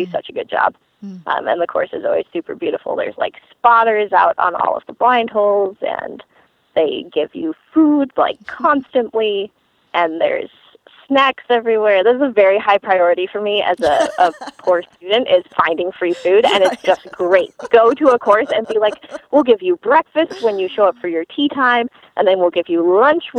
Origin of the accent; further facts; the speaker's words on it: Michigan, United States; I grew up in Michigan